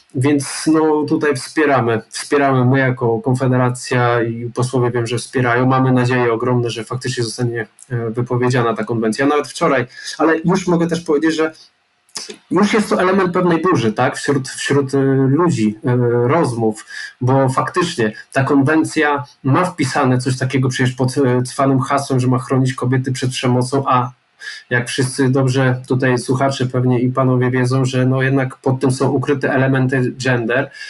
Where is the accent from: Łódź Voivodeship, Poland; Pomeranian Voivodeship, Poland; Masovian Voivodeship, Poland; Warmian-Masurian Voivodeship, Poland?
Warmian-Masurian Voivodeship, Poland; Iława; pochodzę z małego miasta, jakim jest Iława